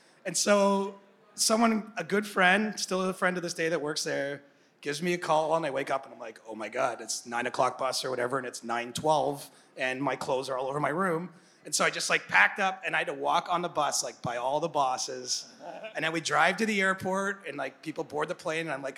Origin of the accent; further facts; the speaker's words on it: Cobourg, Ontario, Canada; I'm some dude from Coburg